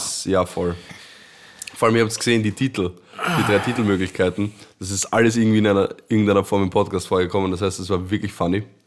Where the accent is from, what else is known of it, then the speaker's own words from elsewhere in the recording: Vienna, Austria; Ich bin Wiener